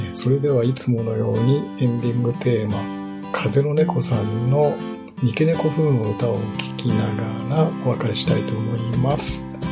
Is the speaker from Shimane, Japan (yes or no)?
yes; Shimane, Japan; now in Yokohama, Japan; 私の実家がある島根